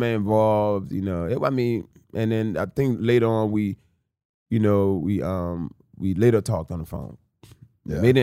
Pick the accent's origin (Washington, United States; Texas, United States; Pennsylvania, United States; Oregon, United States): Pennsylvania, United States; Philadelphia; also born or lived in Newark, New Jersey / Africa; I was raised in Philadelphia